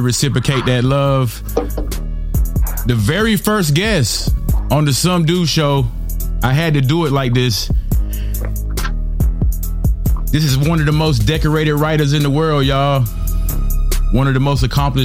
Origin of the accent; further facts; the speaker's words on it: North Carolina, United States; I'm from North Carolina